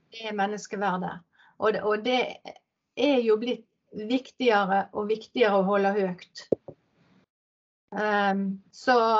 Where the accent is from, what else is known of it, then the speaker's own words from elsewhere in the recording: Ålvik, Vestland, Norway; also born or lived in Peru; Jeg er oppvokst inn i Ålvik, ei mm. industribygd